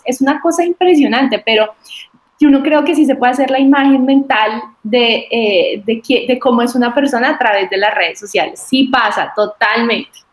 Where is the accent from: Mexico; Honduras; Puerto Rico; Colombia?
Colombia; Boyacá; soy de Boyacá, soy boyacense